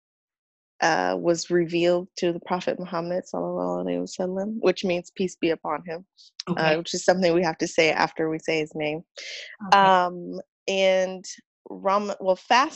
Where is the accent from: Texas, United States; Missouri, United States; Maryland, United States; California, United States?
California, United States; moved away as an adult; also born or lived in San Francisco Bay Area; now in Houston, United States; I was born a Muslim in America, in California.